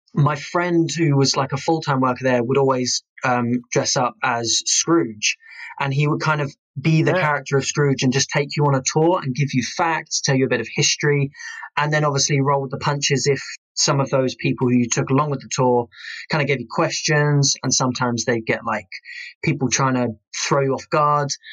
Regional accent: Kent, South East England, United Kingdom; moved away; I am originally from Kent, and we had a place in Chatham

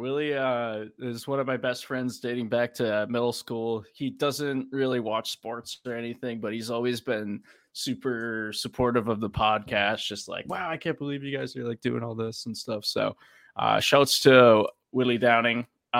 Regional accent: New England, United States; Hot Wheels for all the fucking people in my life that call me out for saying hot because I'm from New England.

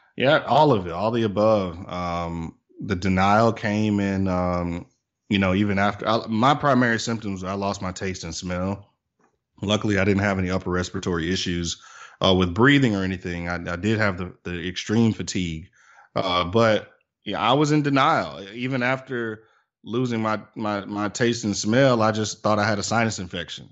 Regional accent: Tuscaloosa, Alabama, United States; now in Birmingham, United States; live in Birmingham, Alabama. I'm originally from Tuscaloosa, uh, but consider myself a, Birminghamian.

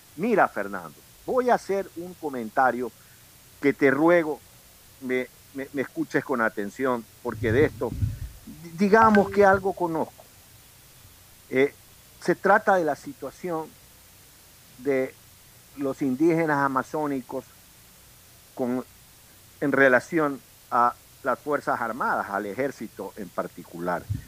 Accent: Manta or Bahía de Caráquez, Manabí, Ecuador; now in Guayaquil, Ecuador; no somos pues guayaquileños, no vimos la luz primera aquí, la vimos Allende al Pacífico. Uno en Manta y otro en Bahía.

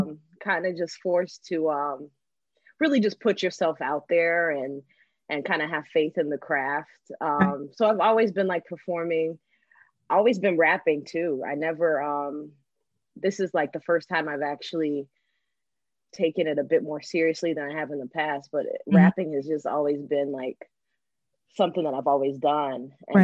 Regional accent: Texas, United States; So for me, I grew up in Texas. My parents were in the military, so we moved around a lot, but we ended up settling in Texas for a while

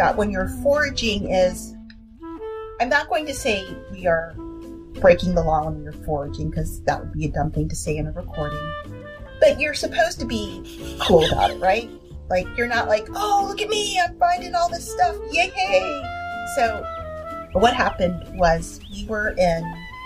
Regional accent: Washington, D.C. area, District of Columbia, United States; When I was older, we lived right next to Sligo Creek, which is a major creek system that runs through around D.C.

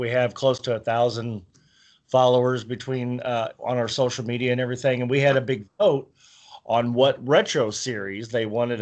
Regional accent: United States; I'm American

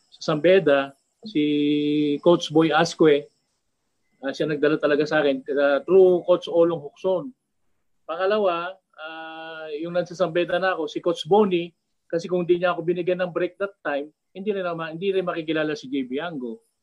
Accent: Cuyapo, Central Luzon, Philippines; nung bata ako dito, sa bayan namin sa Kuya po, parang ganitong oras, ganyan, madilim, palaging walang ilaw

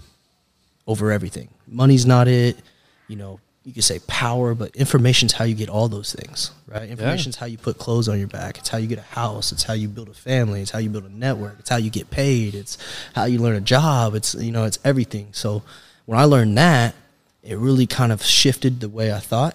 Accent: Fort Worth, Texas, United States; I'm from Texas. Dallas-Fort Worth, to be exact. Shout out to my murder worth is what they call my city

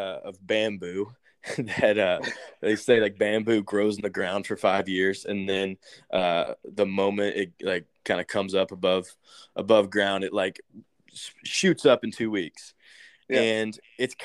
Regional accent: Nashville, Tennessee, United States; I grew up in Nashville

